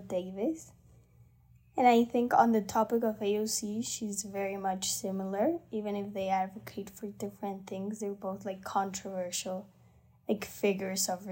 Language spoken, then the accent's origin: English; Mexico; I am from Mexico.